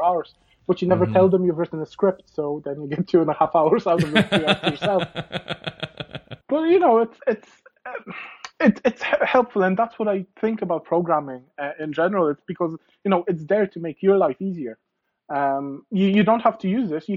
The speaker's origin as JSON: {"language": "English", "country": "Poland", "tie": "born or raised there", "second_language": "English", "moved": "as an adult", "lives_now": "Ireland", "said": "I was born in Poland and I've only come to Ireland when I was 18."}